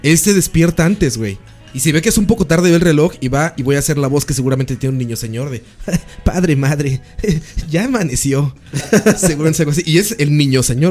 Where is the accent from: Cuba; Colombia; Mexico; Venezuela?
Mexico; now in Costa Rica; Yo me creía nacionalista como mexicano